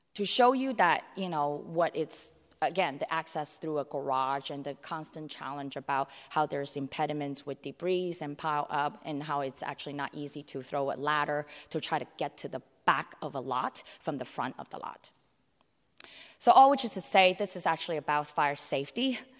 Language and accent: English; San Francisco, California, United States; also born or lived in Hong Kong; I was born in Hong Kong and grew up in San Francisco's Chinatown, North Beach